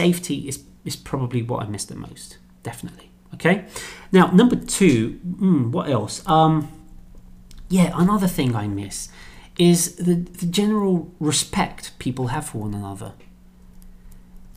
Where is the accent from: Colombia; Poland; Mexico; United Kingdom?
United Kingdom; England; moved away as an adult; now in Brazil; growing up in England